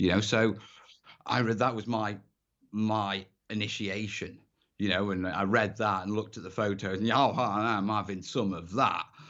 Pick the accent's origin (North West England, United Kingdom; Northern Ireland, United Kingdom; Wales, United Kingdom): Wales, United Kingdom; North; I grew up in North Wales